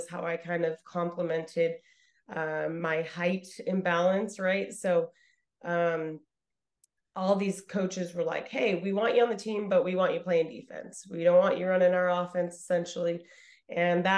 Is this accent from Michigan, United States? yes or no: no; Idaho, United States; I'm coming from Idaho